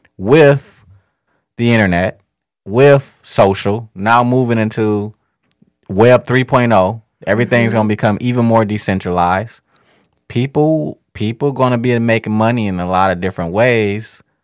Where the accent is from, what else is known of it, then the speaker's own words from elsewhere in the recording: Midwest, United States; I mean, we're from the Midwest, and the Midwest was built upon